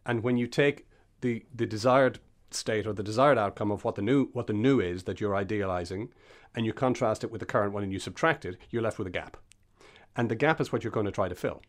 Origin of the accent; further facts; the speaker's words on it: Castlebellingham, Leinster, Ireland; I grew up in Castle Bellingham outside of Dundalk